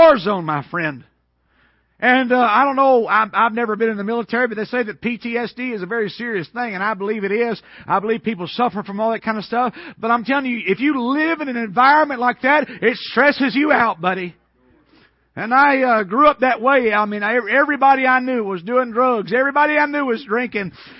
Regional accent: Atlanta, Georgia, United States; I was raised in Atlanta, Georgia, east of Atlanta, and I went to the public school system there all of my life

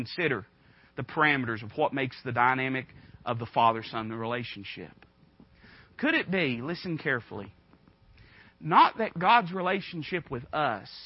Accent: United States; accent: hillbilly backwoods; the hillbilly backwoods way that I talk

